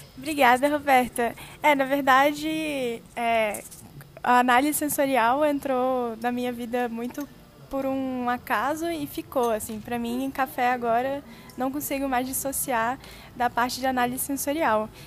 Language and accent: Portuguese; Brasília, Federal District, Brazil; also born or lived in Australia; now in Taubaté, Brazil; eu sou de Brasília